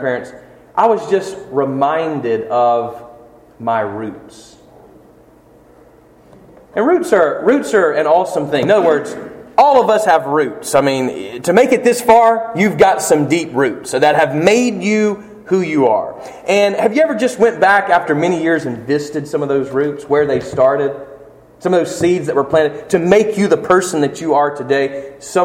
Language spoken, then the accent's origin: English; Flint, Michigan, United States; moved away; I walked around in Flint the other day, when I was coming in from Decatur, Mississippi, I was able to stop where Justin and I grew up